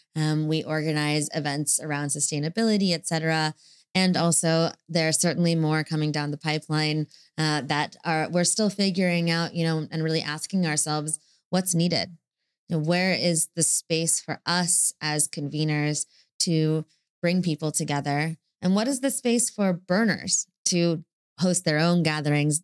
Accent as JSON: {"language": "English", "country": "United States", "said": "I'm, I'm American"}